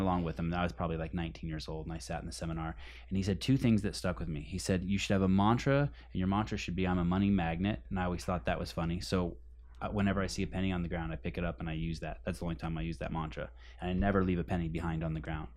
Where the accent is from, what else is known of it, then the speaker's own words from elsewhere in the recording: Berkeley, California, United States; I grew up in Berkeley, California.